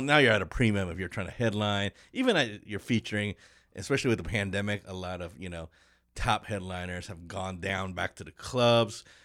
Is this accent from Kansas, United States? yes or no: yes; Kansas City, Kansas, United States; moved away as an adult; also born or lived in Detroit; I'm from Kansas City